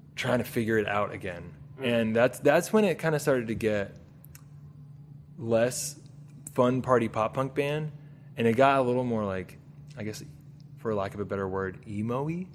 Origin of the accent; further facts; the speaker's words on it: Southern California, United States; Southern California. Right. Like the suburbs of Southern California.